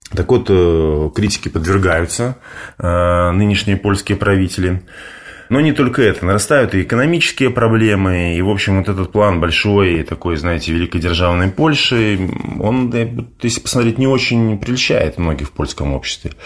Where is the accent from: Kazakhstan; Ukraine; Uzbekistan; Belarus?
Belarus; я белорус